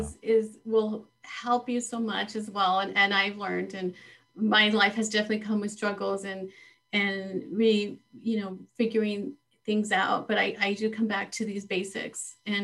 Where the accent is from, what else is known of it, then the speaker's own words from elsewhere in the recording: Texas, United States; What a pleasure to come to you in Texas, you, from California, Texas, my home state.